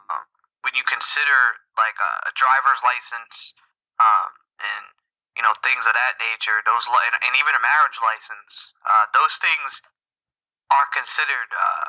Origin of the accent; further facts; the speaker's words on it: New York, United States; now in North Carolina, United States; I'm from New York, but I currently reside in North Carolina. I love it down here in the South